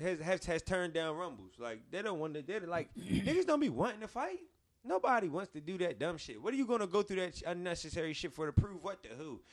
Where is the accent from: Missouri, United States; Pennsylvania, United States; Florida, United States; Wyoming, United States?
Pennsylvania, United States; Philadelphia; I'm from West Philly